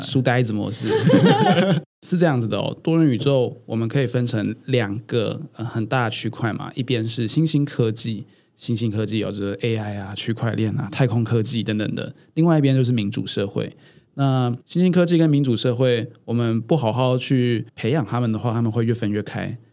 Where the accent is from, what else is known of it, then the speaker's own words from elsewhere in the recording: Taiwan; 我们台湾人是比较没有工会精神的